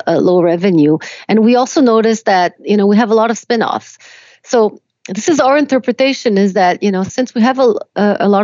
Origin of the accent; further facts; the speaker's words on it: Quebec, Canada; English is a second language; also born or lived in Romania; I was born in Romania. I came to Canada when I was 4